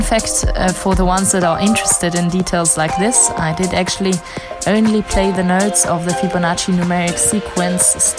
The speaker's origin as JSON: {"language": "English", "country": "South Africa", "also_born_or_lived": "Switzerland", "moved": "yes", "said": "I'm once again coming to you from my home country of South Africa this week."}